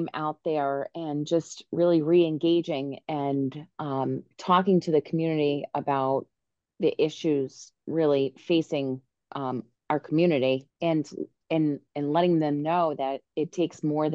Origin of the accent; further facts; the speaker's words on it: Newport, Rhode Island, United States; I am a native Newporter